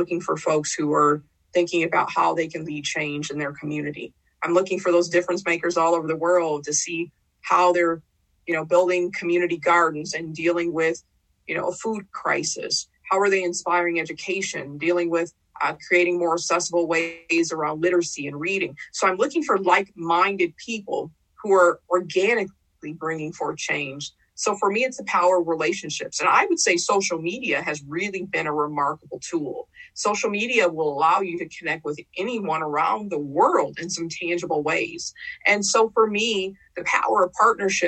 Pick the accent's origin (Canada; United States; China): United States; Saint Paul, Minnesota; growing up in Rondo